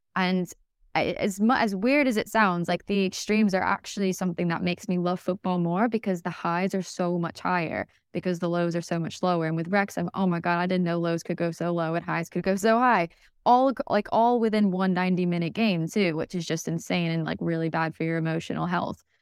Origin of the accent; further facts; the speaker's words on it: United States; I'm not from Wales, as my accent sort of suggests. Um, I'm very much American